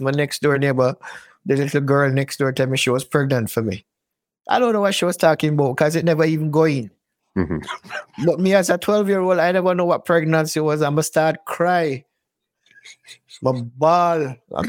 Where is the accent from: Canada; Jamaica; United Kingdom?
Jamaica; Kingston; moved away; I grew up in a place called Mona Heights in Jamaica.